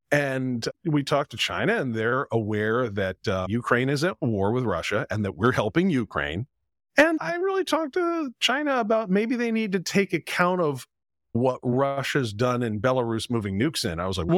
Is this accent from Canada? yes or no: yes; Quebec, Canada; My first job was in Paris, and I grew up in French Canada, and that's bilingual.